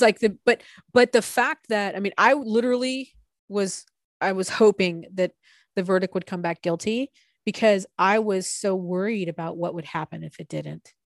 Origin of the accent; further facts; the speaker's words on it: San Diego, California, United States; now in Portland, United States; my wife and I, you know, we're from San Diego originally, and we grew up in totally different areas of San Diego County